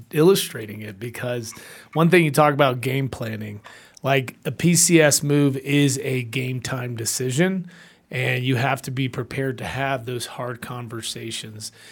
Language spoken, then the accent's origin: English; Atlanta, Georgia, United States; also born or lived in Puerto Rico; I was born in Puerto Rico, raised in Atlanta, hot Atlanta